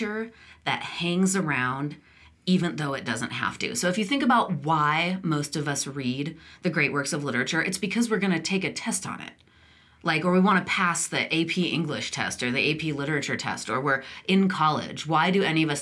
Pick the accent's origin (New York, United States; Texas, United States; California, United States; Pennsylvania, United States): California, United States; moved away; I didn't grow up here. I grew up in California